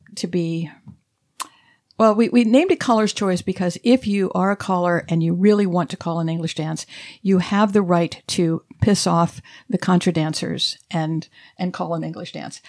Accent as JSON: {"language": "English", "town": "Dayton", "region": "Ohio", "country": "United States", "tie": "born or raised there", "also_born_or_lived": "Alabama"}